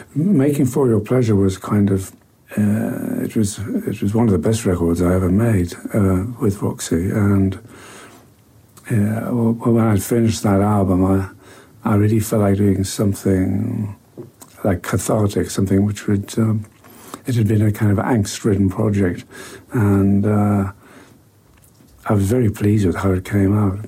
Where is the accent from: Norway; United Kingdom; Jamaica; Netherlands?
United Kingdom; Newcastle upon Tyne, North East England; Newcastle, my hometown